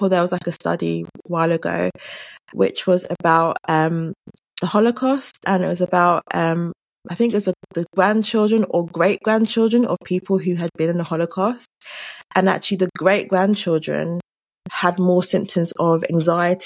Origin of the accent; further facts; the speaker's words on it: London, United Kingdom; accent: London; I grew up in London. My family are Jamaican